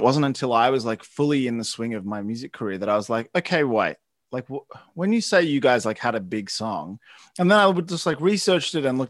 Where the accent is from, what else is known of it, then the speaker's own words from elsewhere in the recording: Melbourne, Victoria, Australia; Growing up in Melbourne. I love Melbourne.